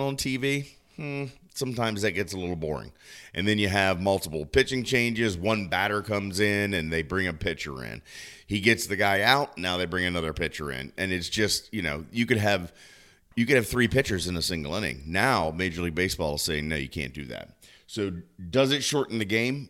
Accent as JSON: {"language": "English", "region": "Southern Maryland", "country": "United States", "tie": "born or raised there", "moved": "yes", "said": "my hometown back in Maryland, the Southern Maryland Blue Crabs"}